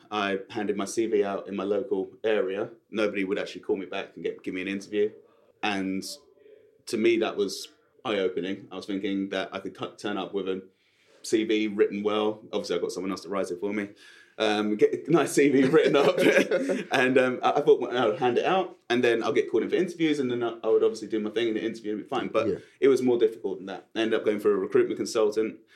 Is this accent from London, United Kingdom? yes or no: yes; Sutton, London, United Kingdom; So I came from Sutton, where you don't pronounce your T's and you talk like that.